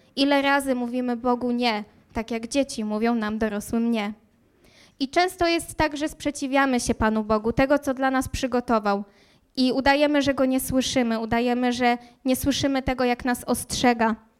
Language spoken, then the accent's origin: Polish; Słupsk, Pomeranian Voivodeship, Poland; moved away as an adult; also born or lived in Warsaw; now in Wrocław, Poland; pochodzę z nadmorza, z pięknego nadmorza, e, dokładnie ze Słupska